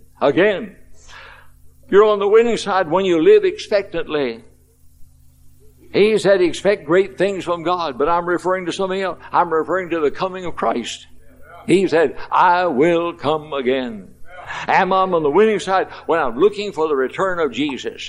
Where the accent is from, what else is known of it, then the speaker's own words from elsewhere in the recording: Louisville, Kentucky, United States; I was 14 years of age in Louisville, Kentucky, my hometown